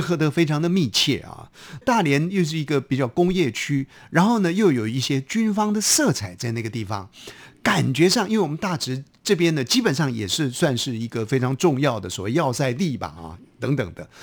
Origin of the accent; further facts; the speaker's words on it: Hsinchu, Taiwan; now in Taipei, Taiwan; 就在新竹市的这个城隍庙的附近。那我心里想，哎呦，在我家附近